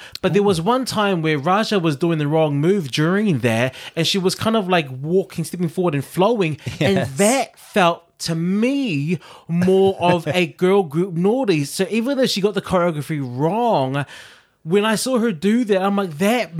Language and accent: English; Auckland, New Zealand; I was from South Auckland.